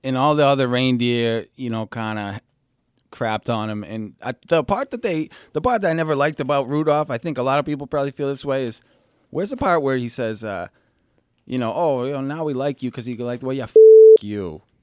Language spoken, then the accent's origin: English; New Hampshire, United States; born or raised there